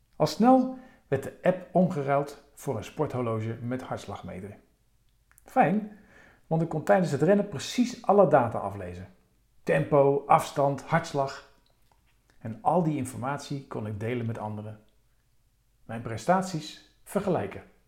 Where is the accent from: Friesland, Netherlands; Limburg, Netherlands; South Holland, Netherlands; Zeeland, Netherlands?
South Holland, Netherlands; Rotterdam; mijn geboortestad Rotterdam